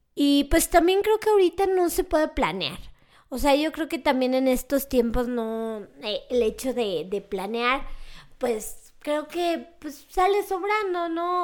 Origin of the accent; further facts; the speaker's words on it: León, Guanajuato, Mexico; León, Guanajuato, que es de donde soy originaria